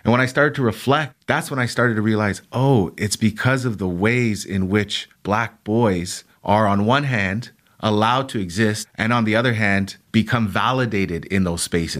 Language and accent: English; Canada; young black males like me, young black boys growing up in Canada